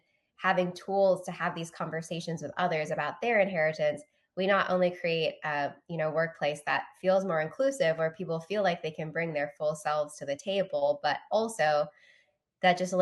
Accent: London, United Kingdom; also born or lived in Singapore; now in United States; in the UK, where I grew up

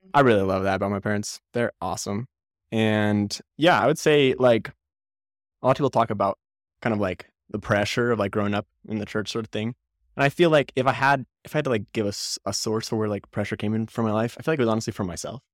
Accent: Salt Lake City, Utah, United States; I grew up in Salt Lake City

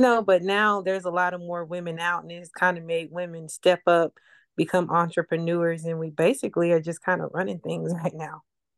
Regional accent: South Carolina, United States; Okay, well … I'm 32. I'm originally from South Carolina. Big Army brat.

